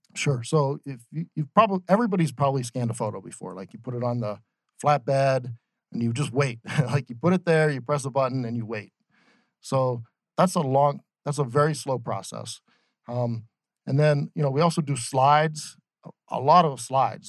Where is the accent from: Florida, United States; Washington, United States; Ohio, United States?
Ohio, United States; moved away as an adult; also born or lived in Boston; now in Phoenix, United States; I grew up in Ohio